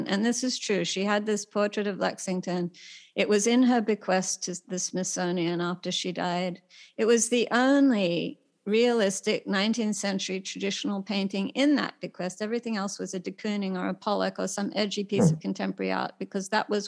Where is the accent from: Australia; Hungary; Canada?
Australia; now in United States; myself as a Australian, you know, nerdy girl who comes to America